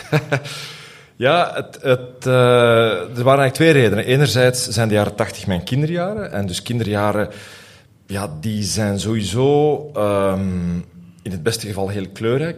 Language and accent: Dutch; Aalst, Flanders, Belgium; ik groeide op in Aalst.